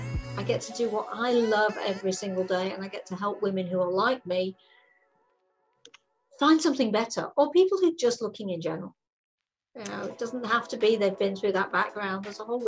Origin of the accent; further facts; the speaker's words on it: England, United Kingdom; moved away as an adult; I was in England until I was 21.